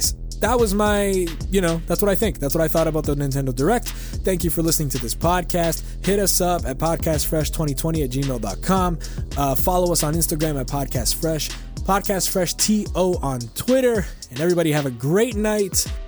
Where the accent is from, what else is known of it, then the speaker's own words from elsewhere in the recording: Canada; I'm a Canadian citizen